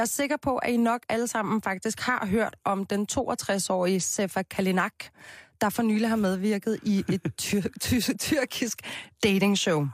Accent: Copenhagen, Capital Region of Denmark, Denmark; Jeg er jo fra Christianshavn

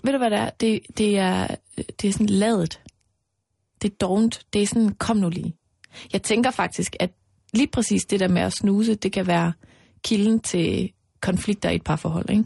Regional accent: Mols, Central Denmark Region, Denmark; moved away; Altså, jeg er jo vokset op ude på Mols

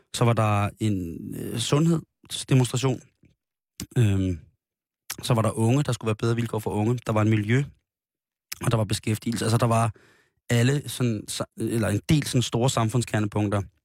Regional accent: Denmark; vi er jo danskere

